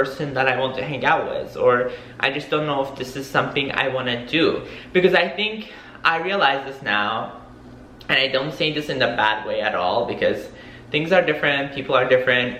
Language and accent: English; New York, United States; now in Miami, United States; I'm from New York, so I am not a native person who lives in Miami.